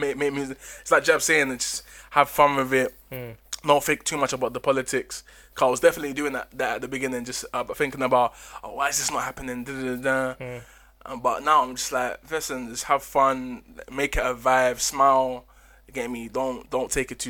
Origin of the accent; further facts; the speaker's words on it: Ghana; I'm from Ghana, innit?